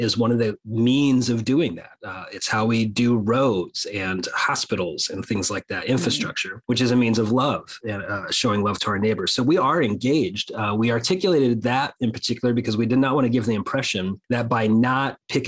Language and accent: English; United States; my people. So Americans.